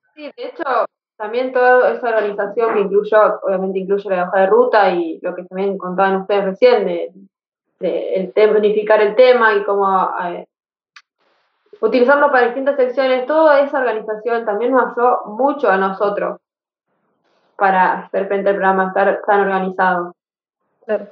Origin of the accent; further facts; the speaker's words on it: Rosario, Santa Fe, Argentina; nosotros somos de Rosario, Santa Fe